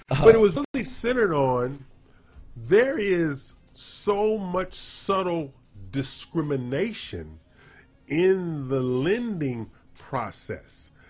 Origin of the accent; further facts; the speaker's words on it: California, United States; now in Texas, United States; my home state